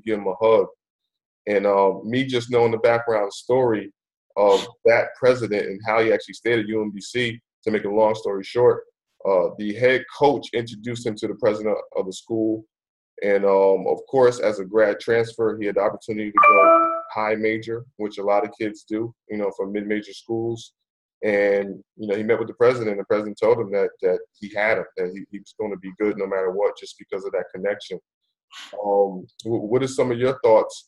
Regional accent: New Jersey, United States; moved away as an adult; also born or lived in Buffalo, New York / North Florida; I live right there in Jersey.

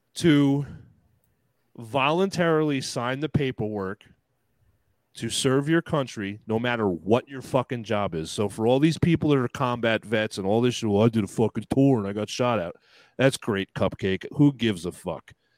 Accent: United States; I'm American

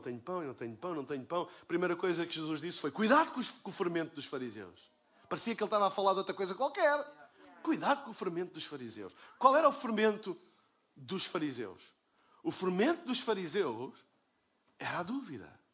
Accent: Portugal; eu sou de Portugal

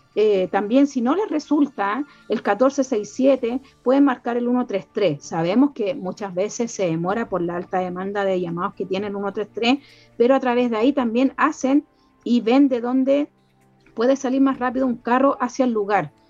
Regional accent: Chile; somos todos chilenos

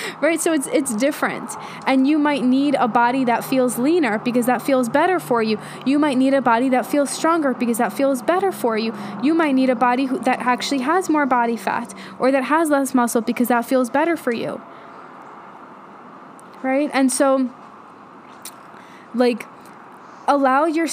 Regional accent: New York City, New York, United States; I grew up in New York, right outside the city in Queens

